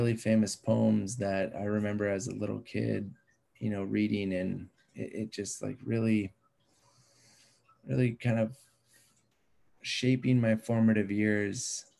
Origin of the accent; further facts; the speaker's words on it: Sacramento, California, United States; Growing up in Sacramento, spending time with him, it's hard not to absorb his music ability, his writing ability, his artistic ability